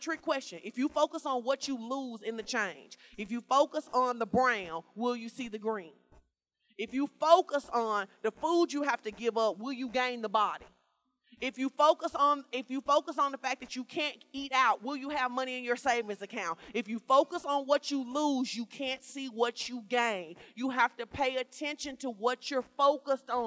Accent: Arkansas, United States; moved away; I grew up in Fort Ice, Arkansas. It's a small town.

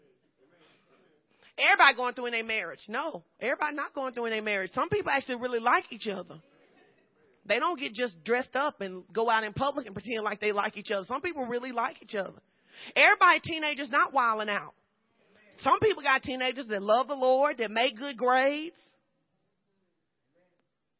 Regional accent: Fordyce, Arkansas, United States; moved away; I grew up in Fordyce, Arkansas, southern Arkansas.

